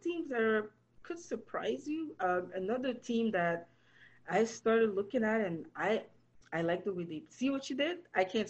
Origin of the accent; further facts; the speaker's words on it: Toronto, Ontario, Canada; But listen, I'm from Canada. I'm from Toronto.